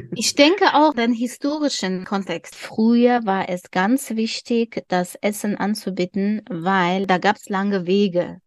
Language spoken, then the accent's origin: German; Dushanbe, Tajikistan; German is a second language; now in Germany; wir leben in, in der Hauptstadt Duschanbe